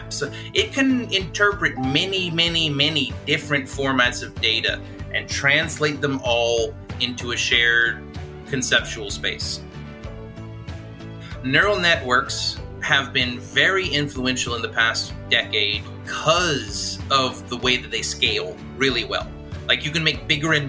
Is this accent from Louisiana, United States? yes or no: yes; South Louisiana, United States; I'm from South Louisiana